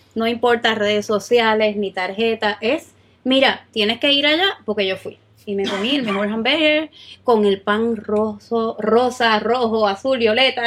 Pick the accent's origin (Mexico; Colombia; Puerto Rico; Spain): Puerto Rico; nosotros los boricos